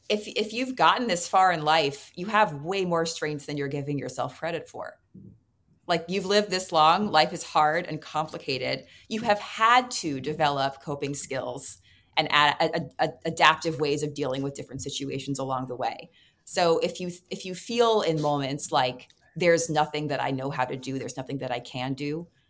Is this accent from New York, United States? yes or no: yes; New York City, New York, United States; I was uh, growing up in New York City